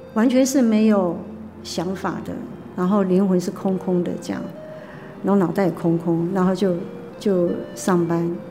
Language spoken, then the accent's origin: Chinese; Taipei, Taiwan; moved away as an adult; now in Hualien, Taiwan; 我们台北人